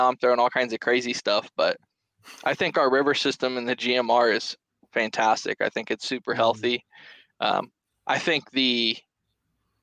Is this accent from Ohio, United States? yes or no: yes; Middletown, Ohio, United States; Born and raised in Southwest Ohio, near where you folks live currently. In the Miamisburg, Franklin, Middletown areas is where I cut my teeth